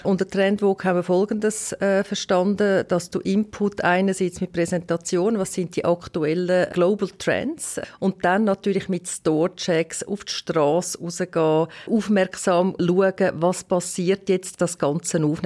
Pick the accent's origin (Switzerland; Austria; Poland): Switzerland; Western Switzerland, Romandy; und zusätzlich bin ich auch in der Westschweiz aufgewachsen